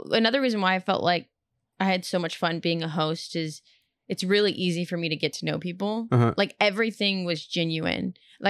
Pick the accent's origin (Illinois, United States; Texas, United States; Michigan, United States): Texas, United States; Houston; And I'm not afraid of roller coasters because we had Astro World growing up in Houston.